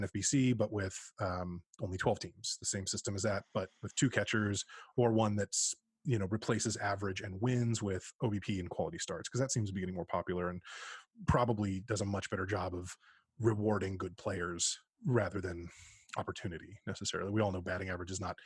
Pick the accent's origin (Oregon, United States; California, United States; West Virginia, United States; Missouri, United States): California, United States; East Bay, Northern; Born and bred in East Bay in Northern California